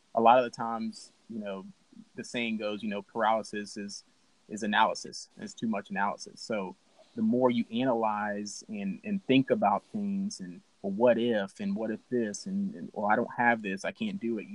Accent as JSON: {"language": "English", "region": "Alabama", "country": "United States", "said": "I'm from Alabama"}